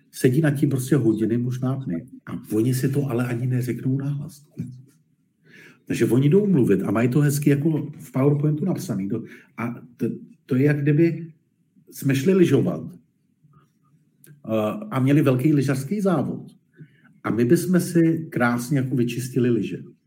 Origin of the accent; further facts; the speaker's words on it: Czechia; also born or lived in Germany / Poland; my na tom samozřejmě nejsme, nebo bohužel nejsme moc šťastně jako Češi v té retorice